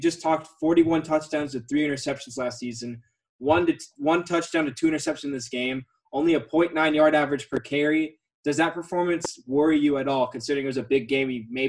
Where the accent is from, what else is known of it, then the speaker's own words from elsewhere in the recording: Atlanta, Georgia, United States; growing up in Atlanta and around Georgia.